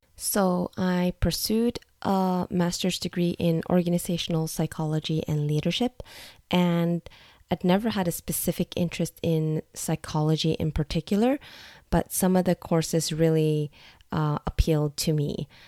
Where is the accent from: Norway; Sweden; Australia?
Norway; also born or lived in United States; I'm ethnically Vietnamese, but I was born and raised in Norway